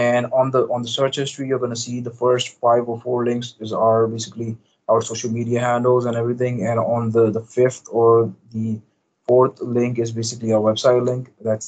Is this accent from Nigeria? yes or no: no; Pakistan; English is a second language; But however, we operated, like I operated from my home country, Pakistan.